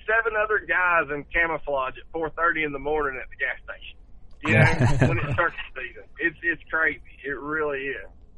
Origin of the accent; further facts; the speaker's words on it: Enterprise, Alabama, United States; my hometown of Enterprise